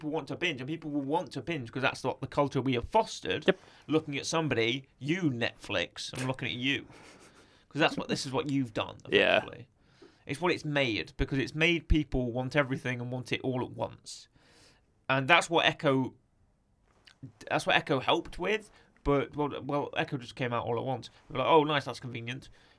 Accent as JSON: {"language": "English", "town": "Utica", "region": "New York", "country": "United States", "said": "Upper New York, Upper New York, really? Because I'm from Utica, and I've never heard of the phrase steamed hams."}